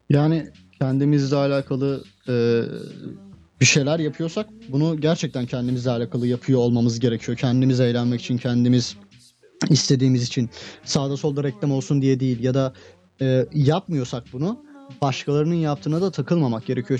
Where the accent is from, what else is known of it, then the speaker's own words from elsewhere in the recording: Turkey; ben Türkiye'de doğdum, Türkiye'de büyüdüm